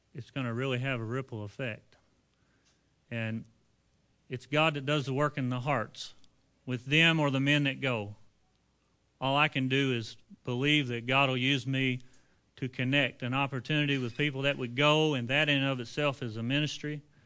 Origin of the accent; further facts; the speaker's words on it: United States; we are American men with busy lifestyles